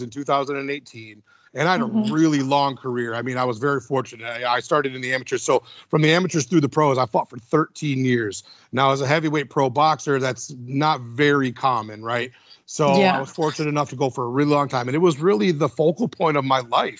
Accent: Midwest, United States; I'm a Midwesterner

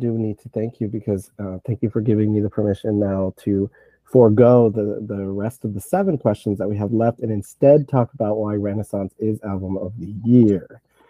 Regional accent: Puerto Rico; They, you know, I'm from Puerto Rico.

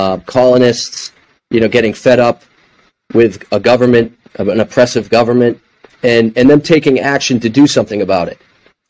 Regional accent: Boston, Massachusetts, United States; He knew I was from the Boston area

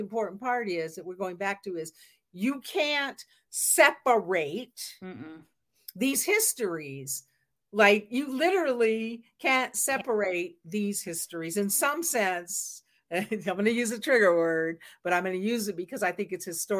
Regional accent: Seattle, Washington, United States; I was born in the Pacific Northwest. I'm from Seattle, Washington

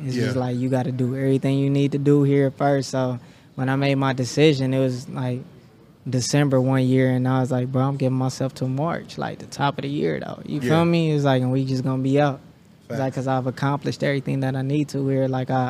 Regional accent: Kansas City, Kansas, United States; moved away as an adult; now in Los Angeles, United States; I'm from Wyandotte County. Currently residing

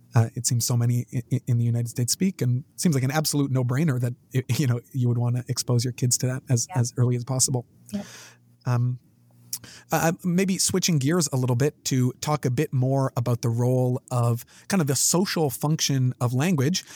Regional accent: Canada; being Canadian. I guess we many people learn French. I did you know French immersion classes

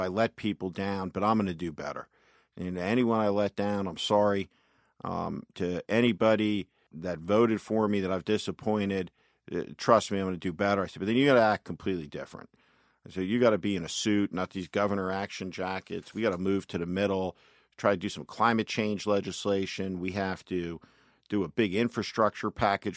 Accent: North Plainfield, New Jersey, United States; I'm from, I'm from New Jersey. I grew up in North Plainfield, New Jersey, which is about twenty-five miles outside of New York City

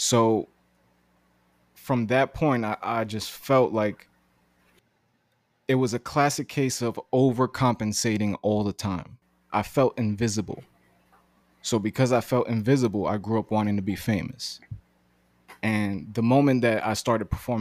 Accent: New York City, New York, United States; also born or lived in Greenpoint, Brooklyn; I'm from Bushwick, Brooklyn, born and raised

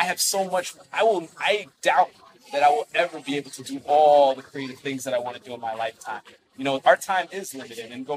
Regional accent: United States; I was born in the States

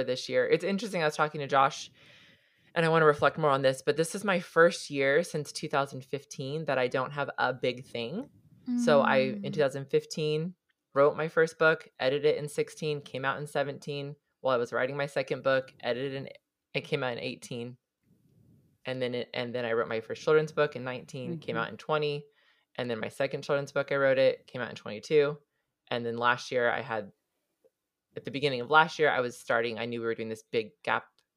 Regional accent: Southern California, United States; also born or lived in Hawaii; I grew up in Southern California, not at the beach, but plenty of opportunities

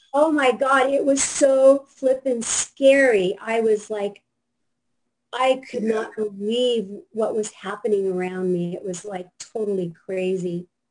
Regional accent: Seattle, Washington, United States; now in Fort Lauderdale, United States; I am actually from Seattle

